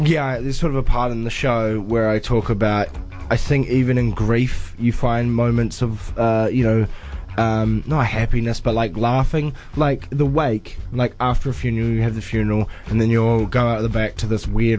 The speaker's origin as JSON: {"language": "English", "country": "New Zealand", "tie": "born or raised there", "said": "as a Kiwi bloke"}